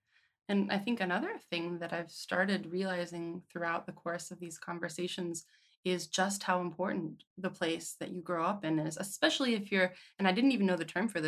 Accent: Cincinnati, Ohio, United States; moved away; I grew up in Cincinnati, Ohio, but now I don't have anyone that I could actually go home to. There's no one living there now.

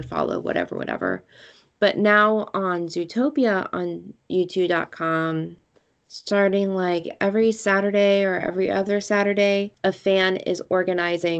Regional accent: Shaker Heights, Ohio, United States; The new show Little Fires Everywhere takes place in my hometown.

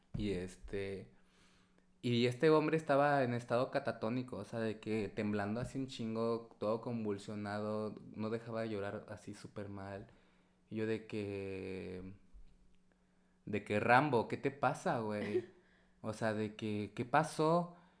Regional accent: Puebla, Mexico; moved away; Vengo de Puebla

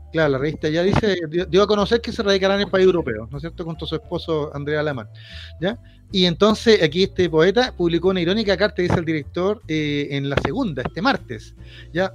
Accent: Chile; como chilenos

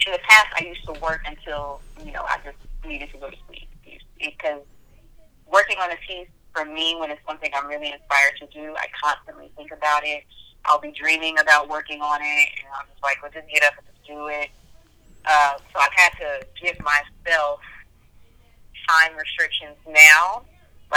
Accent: Houston, Texas, United States; moved away as an adult; also born or lived in Knoxville, Tennessee / Greensboro, North Carolina; now in California, United States; I moved to Houston, Texas. So I consider myself to be from Houston. Houston is where I spent my adolescence.

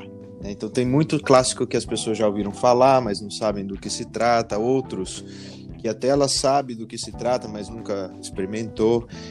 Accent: Jundiaí, São Paulo, Brazil; moved away as an adult; now in Denmark; sou natural de Jundiaí

